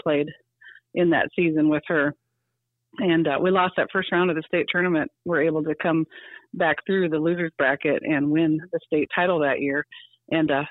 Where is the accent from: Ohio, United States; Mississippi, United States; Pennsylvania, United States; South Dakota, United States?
South Dakota, United States; Marion; I am from Marion.